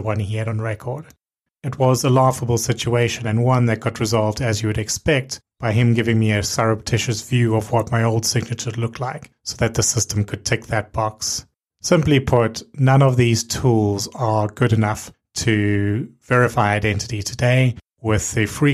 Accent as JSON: {"language": "English", "country": "South Africa", "tie": "born or raised there", "moved": "yes", "said": "When I was growing up in South Africa, they would issue you with your national ID booklet at 16."}